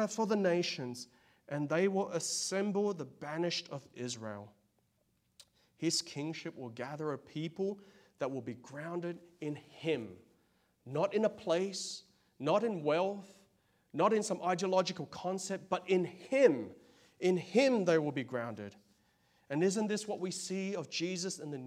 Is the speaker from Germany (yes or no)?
no; Australia; now in United States; I'm from Australia, of Chinese